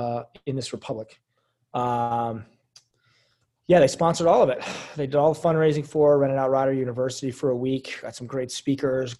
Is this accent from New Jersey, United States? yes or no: yes; Central New Jersey, United States; also born or lived in Philadelphia; I grew up in Central New Jersey, East Coast